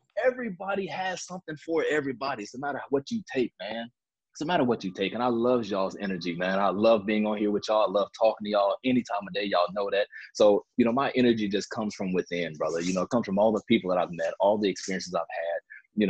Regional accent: Chicago, Illinois, United States; Growing up in Chicago

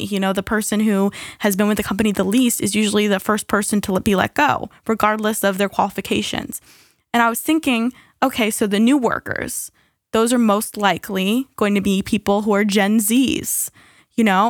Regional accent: United States; as an American

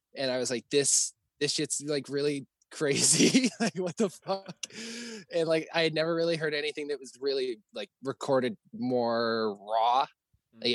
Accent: Stony Plain, Alberta, Canada; now in Vancouver, Canada; I'm from like a pretty small town outside of Edmonton, um, but like 45 minutes west of Edmonton. I grew up on an acreage as an only child

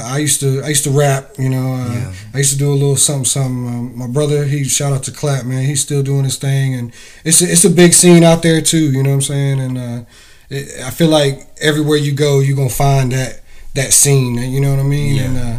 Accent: North Carolina, United States; I'm from North Carolina, man. I grew up on the beach, about 3 hours from here.

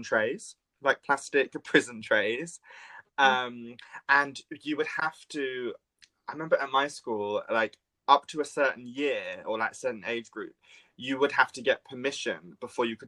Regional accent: England, United Kingdom; I'm English

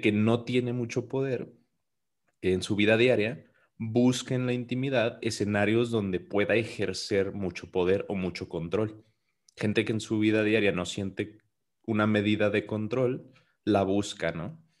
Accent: Mexico; nosotros somos mexicanos

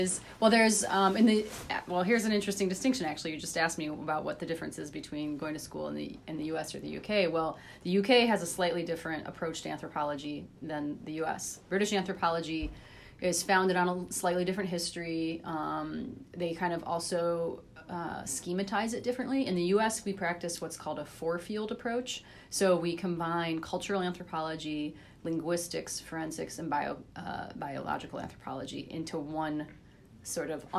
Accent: Ypsilanti, Michigan, United States; also born or lived in Ann Arbor, Michigan / East Lansing, Michigan / United Kingdom; I grew up in Michigan. Most of my childhood days were in Ypsilanti, Michigan, right next to Ann Arbor

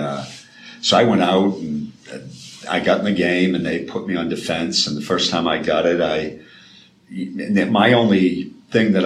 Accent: Boston, Massachusetts, United States; I grew up in Boston, just outside the city.

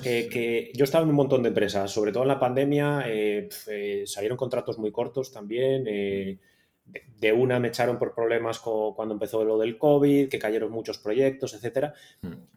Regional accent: Ponferrada, Castile and León, Spain; also born or lived in Barcelona / Madrid / London; now in Tenerife, Spain; yo soy de León, de Ponferrada

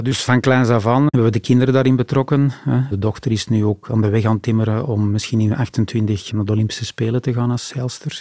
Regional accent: Antwerp, Flanders, Belgium; als Antwerpenaar

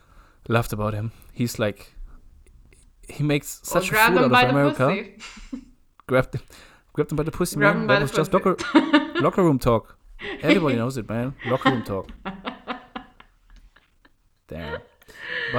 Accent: Germany; from Germany

